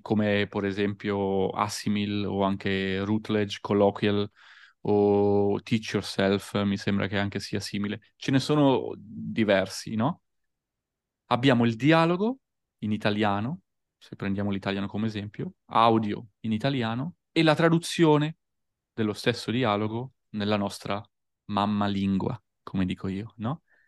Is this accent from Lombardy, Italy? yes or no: yes; Busto Arsizio, Lombardy, Italy; moved away as an adult; also born or lived in Verona / Austria; Provincia di Varese, nella ridente città di Busto Arsizio, quindi tra Milano, Varese e Como